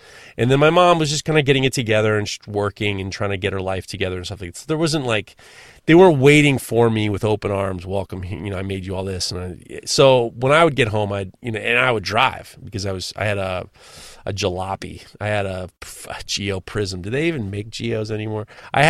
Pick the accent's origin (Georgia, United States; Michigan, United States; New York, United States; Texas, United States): New York, United States; New York City; I'm a fucking NYU. I can take the subway. I'm like, what do I'm from New York. What do I need to drive for?